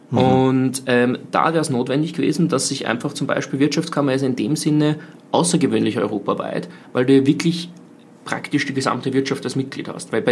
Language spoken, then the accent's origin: German; Austria; wo wir als Österreicher uns überlegen müssen